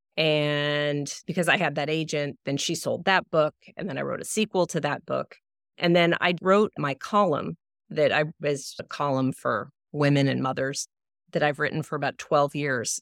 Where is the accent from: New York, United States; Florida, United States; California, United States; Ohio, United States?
California, United States; Los Angeles; I grew up in Los Angeles, so my childhood really took place largely at the beach.